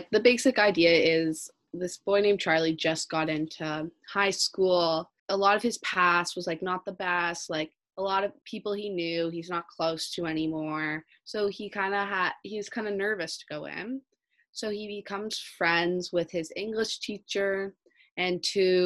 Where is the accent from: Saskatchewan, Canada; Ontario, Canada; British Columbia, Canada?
Ontario, Canada; Toronto; I'm also from Toronto